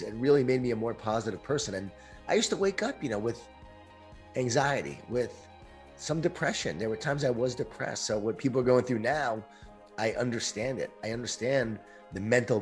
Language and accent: English; Long Island, New York, United States; born or raised there